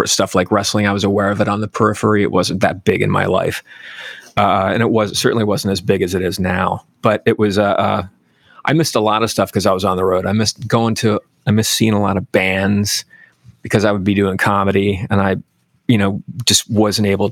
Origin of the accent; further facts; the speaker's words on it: York, Pennsylvania, United States; moved away as an adult; also born or lived in Baltimore; I grew up in York, Pennsylvania, which was about an hour north of Baltimore.